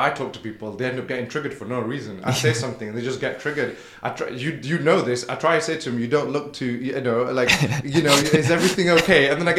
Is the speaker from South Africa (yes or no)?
no; United Kingdom; with my experience growing up in Britain